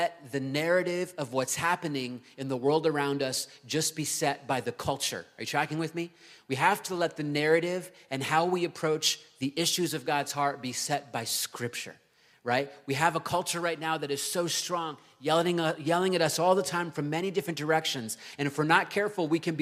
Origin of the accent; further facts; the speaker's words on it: Virginia Beach, Virginia, United States; moved away; Virginia Beach, which is my hometown